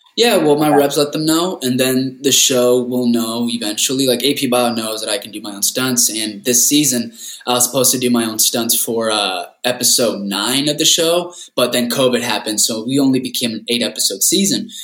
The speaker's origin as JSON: {"language": "English", "town": "Rancho Cucamonga", "region": "California", "country": "United States", "tie": "born or raised there", "also_born_or_lived": "La Puente, California", "said": "grew up in Rancho Cucamonga, Southern California. I grew up there most of my life"}